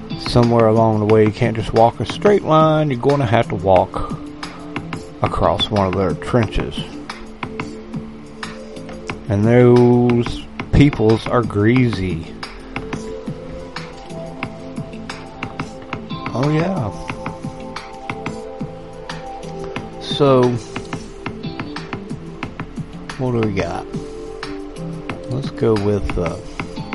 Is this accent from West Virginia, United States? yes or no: yes; West Virginia, United States; a true-blooded, West-by-God Virginian